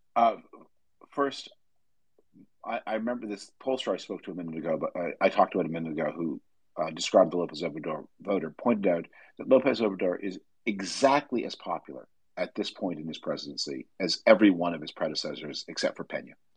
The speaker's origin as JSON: {"language": "English", "country": "Canada", "moved": "yes", "said": "I'm from Canada originally"}